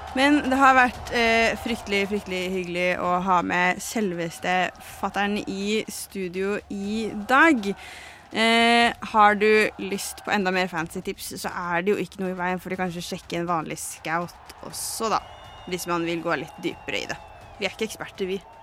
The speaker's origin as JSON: {"language": "Norwegian", "town": "Lillehammer", "region": "Innlandet", "country": "Norway", "tie": "born or raised there", "said": "vi er jo fra Lillehammer."}